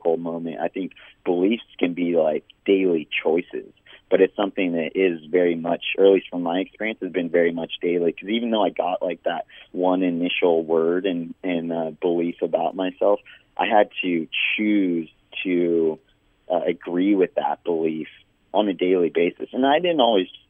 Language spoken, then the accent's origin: English; Big Bear Lake, California, United States; the lake in Big Bear, where I was living at the time and where I grew up in Southern California